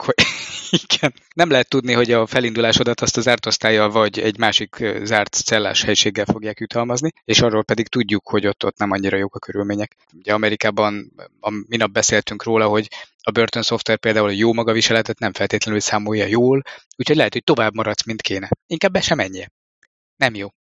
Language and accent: Hungarian; Budapest, Hungary; én pedig Pesti vagyok